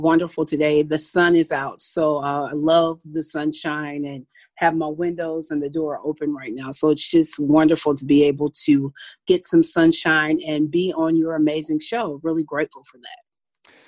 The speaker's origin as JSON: {"language": "English", "town": "Paducah", "region": "Kentucky", "country": "United States", "tie": "born or raised there", "moved": "yes", "lives_now": "Milwaukee, United States", "said": "I'm from originally from Paducah, Kentucky. I'm really proud of where I'm from. I grew up on a tobacco farm"}